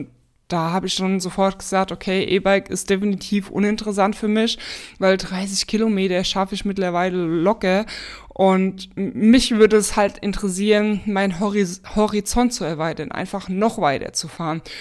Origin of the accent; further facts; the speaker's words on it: Spessart, Germany; Und ja, hab so mit so meine Heimat eigentlich erkundet, weil ich sag mal im Spessart, ne, man fährt nicht bis in den tiefen Spessart rein mit dem Auto